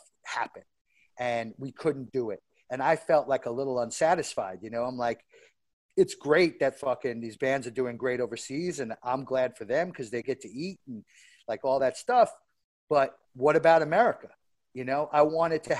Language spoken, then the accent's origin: English; New York, United States; I grew up in New York